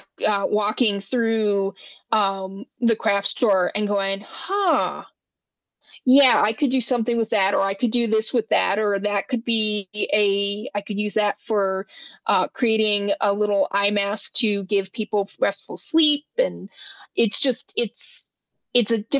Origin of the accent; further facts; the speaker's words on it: Wyoming, United States; I grew up in Wyoming, and I'm glad to be back